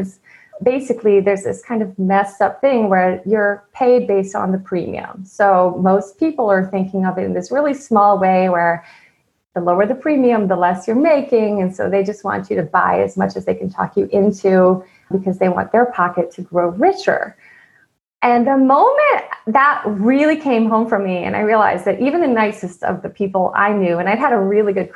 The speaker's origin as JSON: {"language": "English", "region": "East Coast", "country": "United States", "tie": "born or raised there", "moved": "as an adult", "said": "I grew up on the East Coast"}